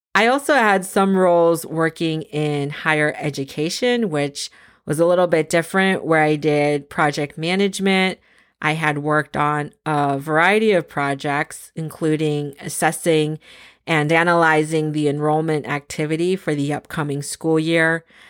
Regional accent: San Francisco, California, United States; moved away as an adult; also born or lived in Boston / Scranton, Pennsylvania; now in East Coast, United States; I was born in San Francisco, California, first generation American with both my parents emigrating from the Philippines

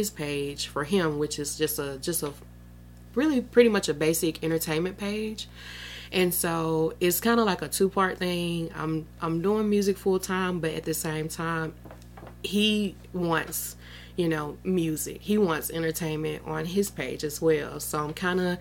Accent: Starkville, Mississippi, United States; I'm from Starkville, born and raised. I've never left

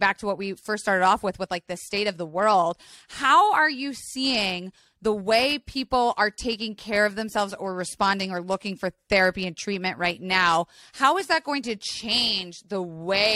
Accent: Florida, United States; I grew up in Florida.

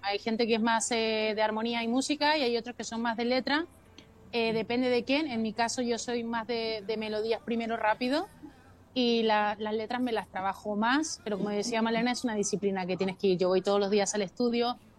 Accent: Mexico; also born or lived in Chile; mi familia se tuvo que ir a México y entonces yo prácticamente me crié en México, es que yo soy de todos lados.

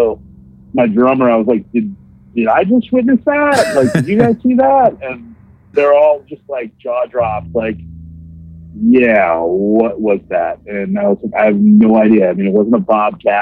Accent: Theresa, Wisconsin, United States; That's my hometown in Wisconsin, really small hometown

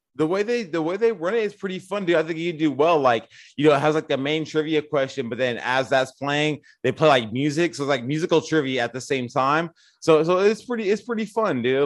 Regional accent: Newark, California, United States; also born or lived in Hayward, California; I grew up in Newark, actually, Newark, California

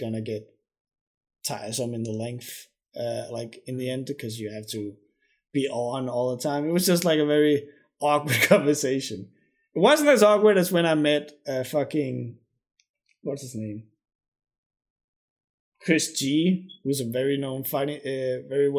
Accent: Denmark; I'm from Denmark

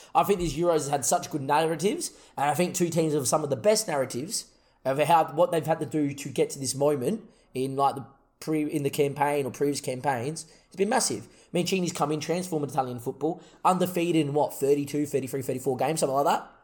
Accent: Australia; we're, we're Australian

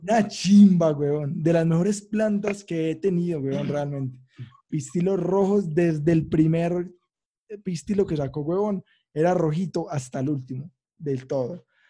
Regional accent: Manrique Oriental, Antioquia, Colombia; aquí a Manrique, donde soy yo, pues, de Manrique Oriental

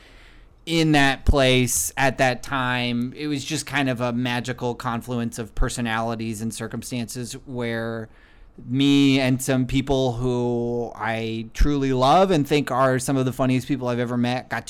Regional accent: Brier, Washington, United States; moved away as an adult; also born or lived in Mountlake Terrace / Seattle; I grew up in Briar.

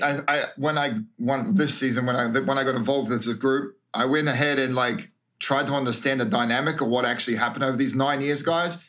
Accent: Australia; moved away as an adult; also born or lived in New Zealand / Queensland / Victoria / France; now in United States; I was uh, raised in Queensland and Victoria, but I was born in New Zealand till I was 10.

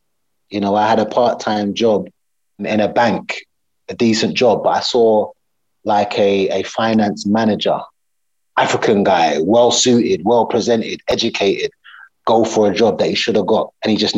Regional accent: United Kingdom; Yes, British Yardie. I'm British Yardie.

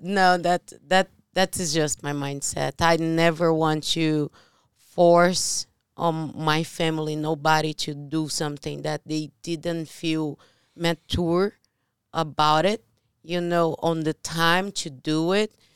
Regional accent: Brazil; English is a second language; moved away; I'm from Brazil

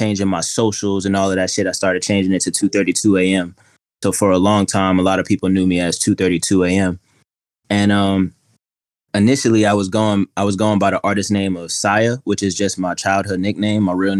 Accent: Atlanta, Georgia, United States; also born or lived in Queens / Mississippi; So, I'm from Queens originally, and I grew up a little bit of everywhere down south, but primarily Atlanta, and I graduated in Mississippi, moved back in 2014

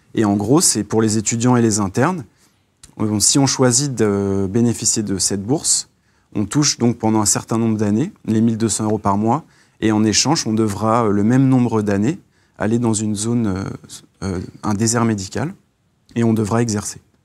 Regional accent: Seine-et-Marne, Île-de-France, France; je viens du 77, un peu la campagne et tout

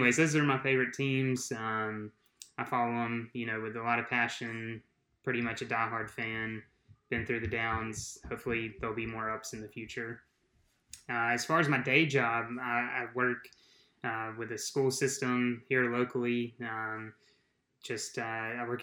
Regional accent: South Georgia, United States; I'm from South Georgia

